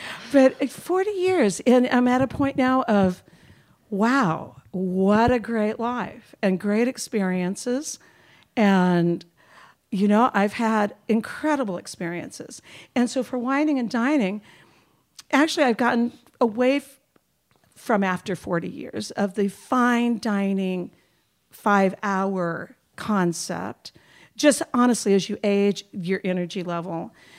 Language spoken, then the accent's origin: English; Fresno, California, United States; I made my way to Fresno, California when I was about 8.